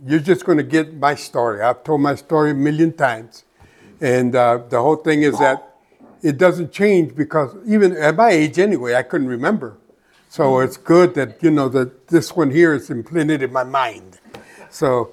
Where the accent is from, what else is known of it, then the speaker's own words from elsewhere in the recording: Phoenix, Arizona, United States; I come from West Phoenix. You know, I grew up there